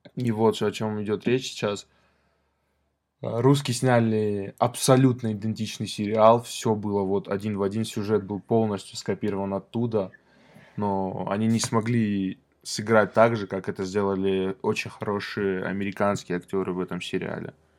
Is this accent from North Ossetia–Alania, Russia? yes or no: yes; Vladikavkaz, North Ossetia–Alania, Russia; Мы с хэтагом из Владикавказа